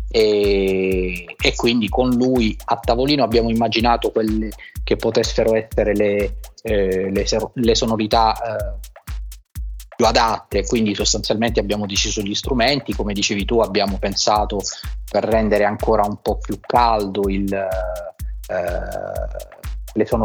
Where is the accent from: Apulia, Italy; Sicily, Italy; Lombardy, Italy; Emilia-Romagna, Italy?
Apulia, Italy; Taranto; moved away as an adult; also born or lived in Bari / Rome; c'è Taranto, che è la mia città d'origine, poi c'è stata Bari dove ho studiato, poi mi sono trasferito a Roma dove, dove, dove sono stato eh, più o meno sei anni, poi c'è stata la Calabria per la, per la mia professione appunto